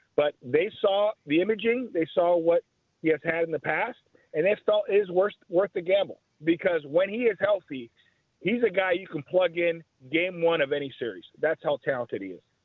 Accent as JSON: {"language": "English", "town": "Chicago", "region": "Illinois", "country": "United States", "tie": "born or raised there", "said": "I grew up in Chicago"}